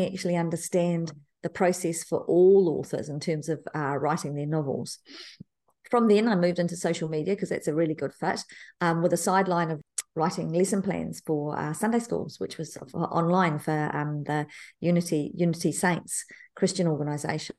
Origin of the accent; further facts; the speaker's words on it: New Zealand; I was born in New Zealand, Te Kapuna, New Zealand, not far from Moanga Pupuki